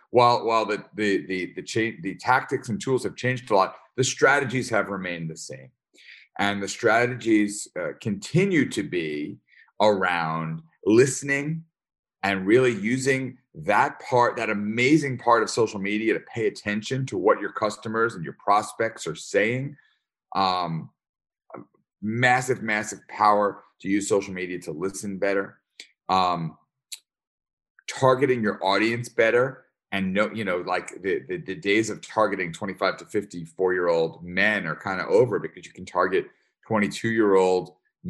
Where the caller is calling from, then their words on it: upstate New York, United States; I am calling in from upstate New York.